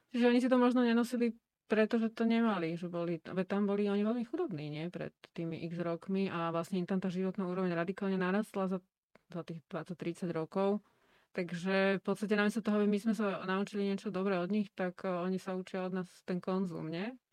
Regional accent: Slovakia; u nás doma v Československu

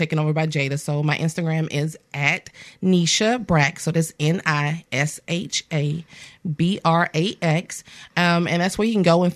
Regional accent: Axis, Alabama, United States; born or raised there; also born or lived in Mobile, Alabama

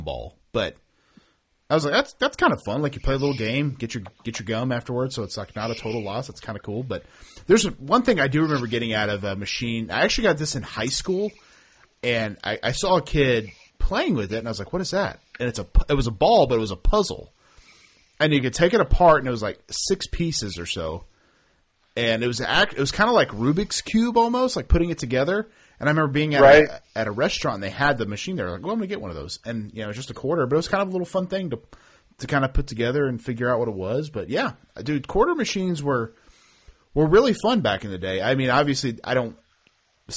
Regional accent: Oklahoma, United States; I'm from Oklahoma

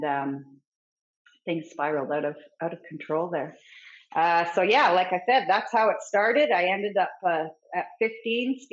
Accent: Fort Nelson, British Columbia, Canada; I grew up in Fort Nelson, BC, and it's a very small town.

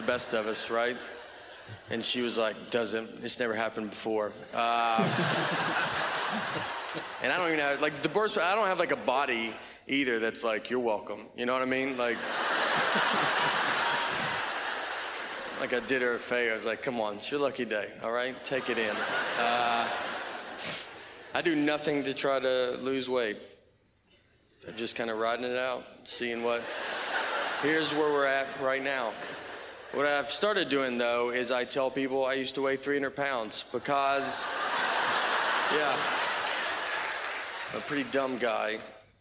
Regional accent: Nashville, Tennessee, United States; I'm from Nashville, Tennessee

